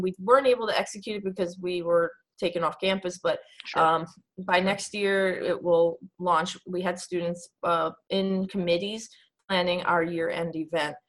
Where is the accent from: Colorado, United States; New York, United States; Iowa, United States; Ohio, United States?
New York, United States; New York City; moved away as an adult; now in Pennsylvania, United States; I'm from New York